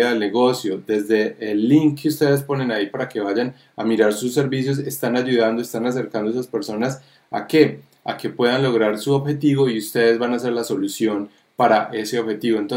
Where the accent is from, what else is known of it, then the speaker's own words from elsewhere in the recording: Colombia; now in New York, United States; soy el eh, papá de David, que soy eh, colombiano. Eh, viviendo en Nueva York